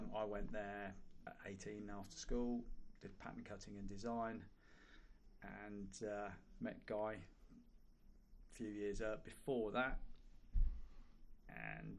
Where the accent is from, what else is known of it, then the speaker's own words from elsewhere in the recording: Earls Barton, East Midlands, United Kingdom; I grew up in Earls Barton